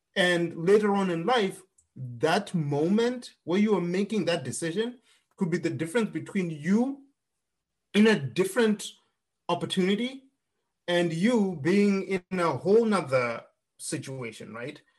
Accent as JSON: {"language": "English", "country": "Zimbabwe", "tie": "born or raised there", "moved": "as an adult", "lives_now": "United States", "said": "I grew up in Zimbabwe"}